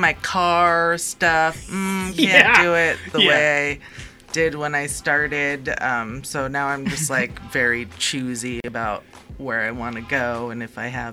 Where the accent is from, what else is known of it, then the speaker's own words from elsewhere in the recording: Bay Area, California, United States; I'm from the Bay Area in California.